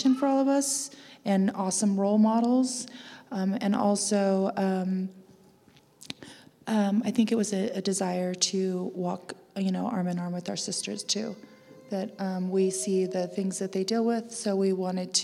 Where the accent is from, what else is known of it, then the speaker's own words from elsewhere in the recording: United States; also born or lived in Sierra Foothills; I'm Chimoevi from, or Nuwu from Lake Havasu and the Mojave Desert.